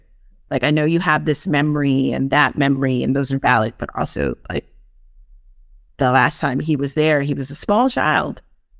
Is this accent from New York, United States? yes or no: yes; New York, United States; No, I'm like, nah, fam. Like, just, I'm such a New Yorker.